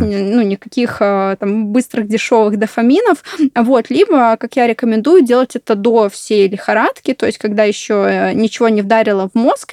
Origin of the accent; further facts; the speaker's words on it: Belarus; я просто сама из Беларуси